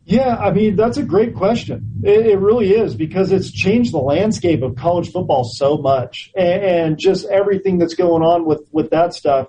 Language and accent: English; Orinda, California, United States; I grew up in in Orinda, California, which is a suburb of both Oakland and, and San Francisco and and Berkeley